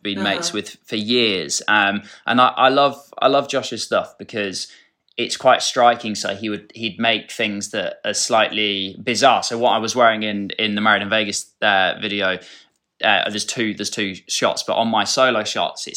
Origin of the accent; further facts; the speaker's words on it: Dorset, South West England, United Kingdom; growing up in Dorset